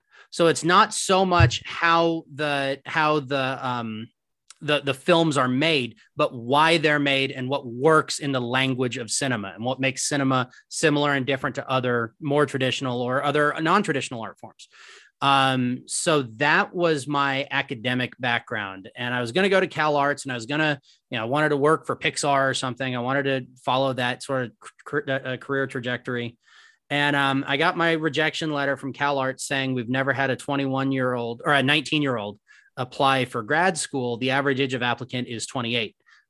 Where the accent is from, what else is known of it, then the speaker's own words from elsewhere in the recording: Cuthbert, Georgia, United States; also born or lived in Oakland, California; I'm originally from Oakland, California, and my parents wanted to find a small town, kind of like a Mayberry situation. And so my very eccentric parents moved to a town called Cuthbert, Georgia, which is 2,500 people in a peanut field